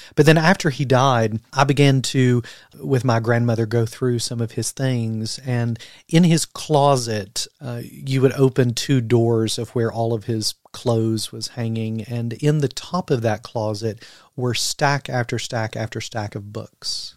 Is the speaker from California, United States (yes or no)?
no; London, Kentucky, United States; moved away; originally from Kentucky, as I told you today, quite interestingly enough, my hometown is London, Kentucky